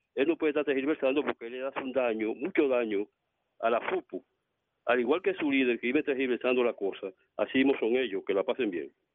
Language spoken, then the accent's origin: Spanish; Santo Domingo, Distrito Nacional, Dominican Republic; soy de Villa Francisca